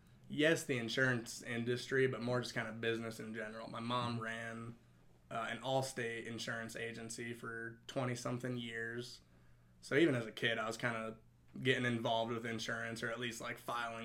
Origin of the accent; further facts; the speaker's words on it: Westminster, Colorado, United States; born and raised in the Denver area. Okay. Grew up in Westminster.